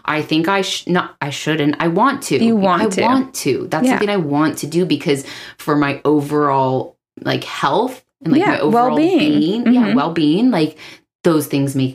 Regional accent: Southern California, United States; We grew up in Southern California

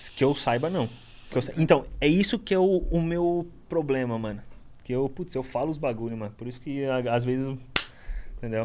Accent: Guarujá, São Paulo, Brazil; also born or lived in Itanhaém; Eu sou da periferia do Guarujá, ali Vicente Carvalho

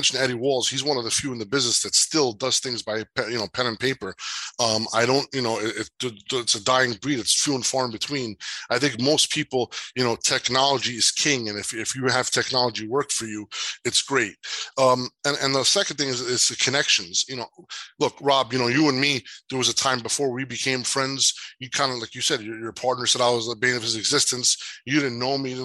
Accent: Jersey City, New Jersey, United States; growing up in Jersey City

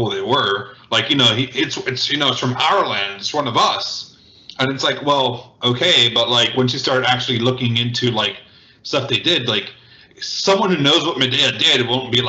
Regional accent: United States; I'm American, you know, Cuban race

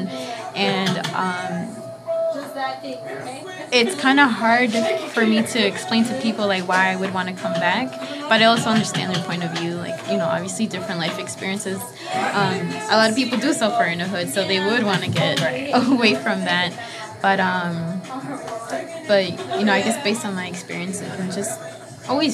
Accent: Chicago, Illinois, United States; also born or lived in Guanajuato, Mexico; high school life, living by Midway, and like I moved to like McKinley Park and then Pilsen, but I never felt the same like feeling of community that I get from being in back of the yard

